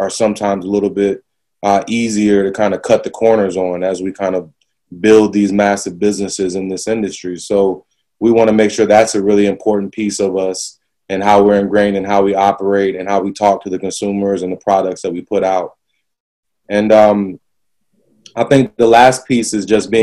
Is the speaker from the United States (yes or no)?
yes; the South, United States; moved away; growing up in the South